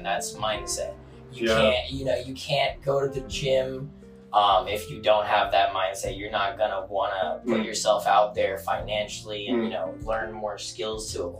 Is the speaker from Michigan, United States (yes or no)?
no; Carlsbad, California, United States; Born and raised in Carlsbad, California